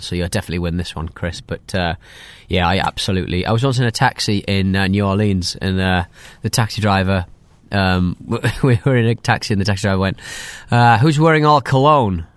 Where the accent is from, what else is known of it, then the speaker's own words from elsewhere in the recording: United Kingdom; I'm British